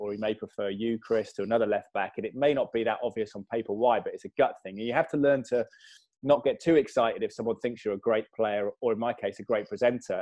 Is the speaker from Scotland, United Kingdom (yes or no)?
no; Malvern, West Midlands, United Kingdom; also born or lived in London; I was born in London, but I grew up in my secondary school in Malvern in Worcestershire